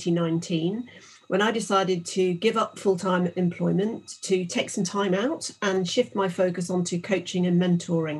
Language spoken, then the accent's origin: English; West Midlands, United Kingdom; I grew up in the West Midlands